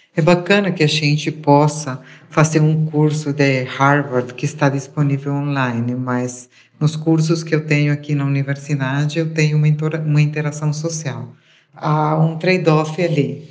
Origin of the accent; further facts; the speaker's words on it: Uruguay; moved away; eu sou uruguaia